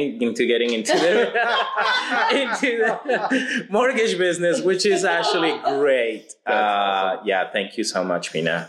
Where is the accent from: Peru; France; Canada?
Peru; first language Spanish; English is a second language; moved away as an adult; now in United States; one language I can actually communicate more, which is Spanish. I was born and raised in Peru and moved to the U.S. in 2008